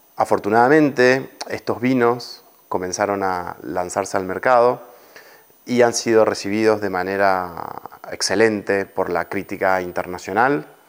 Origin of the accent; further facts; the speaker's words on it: Mendoza, Argentina; moved away as an adult; now in Spain; Soy argentino, he nacido en Mendoza